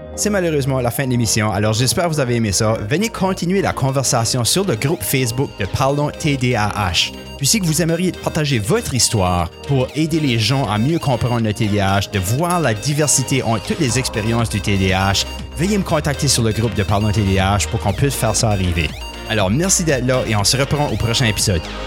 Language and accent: French; southeast New Brunswick, Canada; accent: influenced by English; Je, suis originaire du sud-est du Nouveau-Brunswick, alors j'ai un accent qui est assez influencé par l'anglais